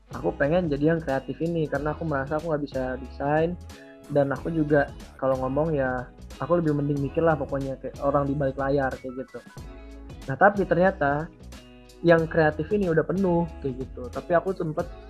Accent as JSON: {"language": "Indonesian", "town": "South Tangerang", "region": "Banten", "country": "Indonesia", "said": "Asalku tuh dari Tangerang Selatan atau kalau mau persisnya tuh di Bintaro ya."}